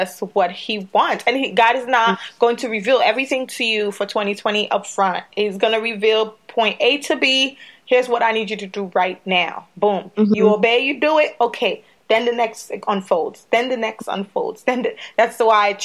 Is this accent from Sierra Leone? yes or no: yes; Sierra Leone; moved away; we're from Sierra Leone originally